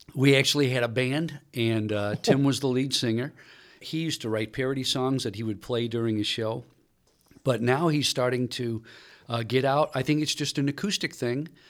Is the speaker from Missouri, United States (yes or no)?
yes; St. Louis, Missouri, United States; moved away; I grew up in Saint Louis listening to K C ninety five